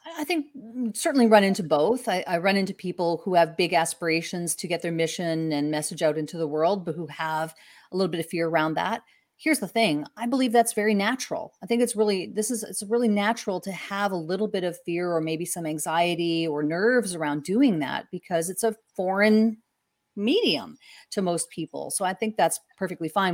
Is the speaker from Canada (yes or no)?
yes; Canada; I'm from Canada